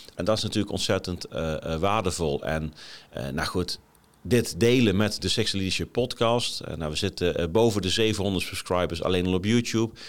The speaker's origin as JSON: {"language": "Dutch", "town": "Groesbeek", "region": "Gelderland", "country": "Netherlands", "tie": "born or raised there", "also_born_or_lived": "Nijmegen / Milsbeek", "moved": "as an adult", "lives_now": "Haarlem, Netherlands", "said": "ik ben geboren in Nijmegen, ik ben opgegroeid in Groesbeek. Daarna nog tien jaar in Milsbeek gewoond."}